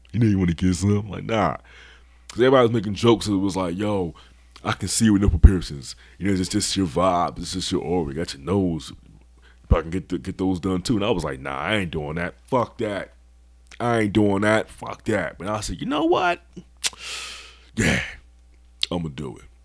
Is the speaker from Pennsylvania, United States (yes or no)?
yes; Philadelphia, Pennsylvania, United States; I'm from Philly. And we say dickheads.